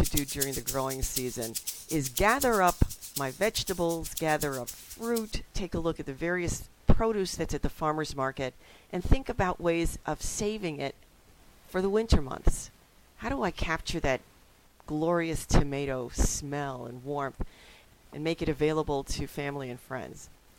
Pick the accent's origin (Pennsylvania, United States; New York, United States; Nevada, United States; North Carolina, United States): New York, United States; New York City; now in Wisconsin, United States; as a kid growing up in the Bronx